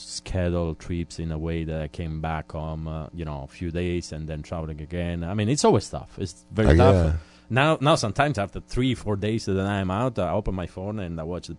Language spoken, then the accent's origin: English; Italy; English is a second language